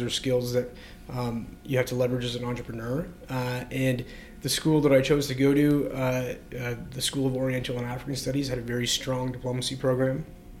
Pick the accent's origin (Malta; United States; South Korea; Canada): Canada; Markham, Ontario; moved away as an adult; also born or lived in London / Singapore / Kuala Lumpur; I grew up in Markham, Ontario. Had a really idyllic upbringing.